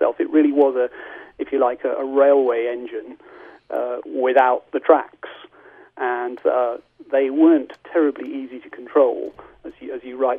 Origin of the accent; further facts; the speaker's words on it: United Kingdom; we're British